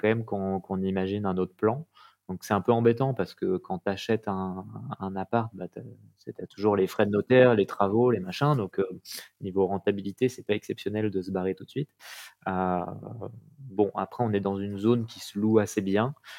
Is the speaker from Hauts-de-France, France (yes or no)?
no; Paris, Île-de-France, France; moved away as an adult; now in Ariège, France; Je suis né à Paris, vécu en banlieue parisienne et toujours travaillé à Paris, études à Paris parisien, effectivement